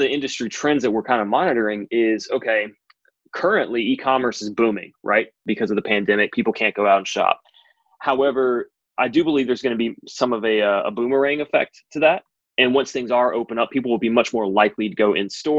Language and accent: English; North Carolina, United States; I grew up in North Carolina